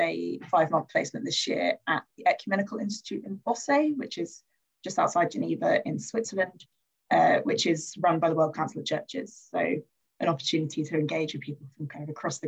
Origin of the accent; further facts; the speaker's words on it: London, United Kingdom; I grew up in Croydon, which is in the south end of London, in a parish called St. Paul's, in a place called Thornton Heath.